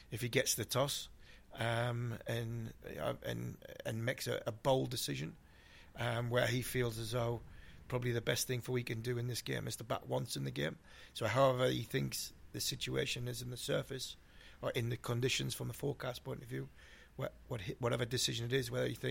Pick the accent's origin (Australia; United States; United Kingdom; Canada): United Kingdom; Ashington, North East England; I'm from Asherton